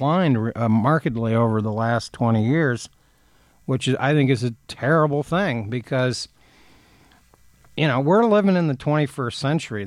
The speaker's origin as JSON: {"language": "English", "town": "Athens", "region": "Ohio", "country": "United States", "tie": "born or raised there", "said": "a town near where I grew up in Athens, Ohio"}